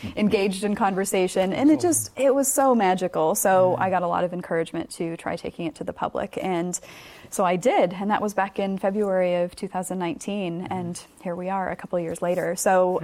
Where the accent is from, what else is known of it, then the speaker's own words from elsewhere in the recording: United States; moved away as an adult; now in New Zealand; am obviously from America, as you can tell from mm. the accent